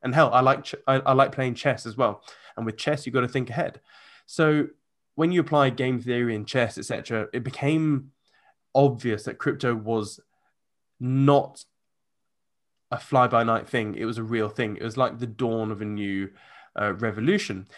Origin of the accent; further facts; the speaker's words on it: United Kingdom; I'm a Brit